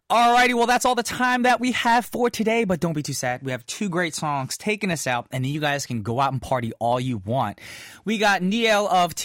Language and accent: English; United States; I'm American